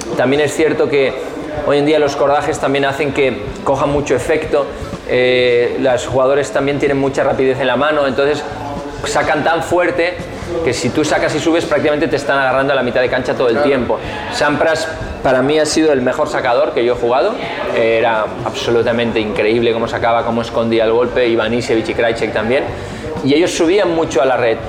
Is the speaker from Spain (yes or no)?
yes; Spain